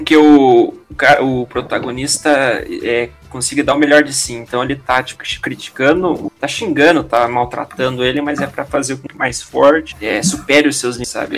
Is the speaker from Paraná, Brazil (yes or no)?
yes; Paraná, Brazil; Eu sou paranaense